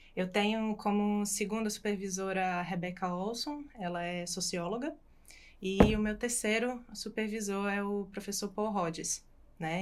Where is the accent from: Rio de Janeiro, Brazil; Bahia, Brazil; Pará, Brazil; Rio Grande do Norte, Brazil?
Rio Grande do Norte, Brazil; Natal; moved away as an adult; now in Australia; sou de Natal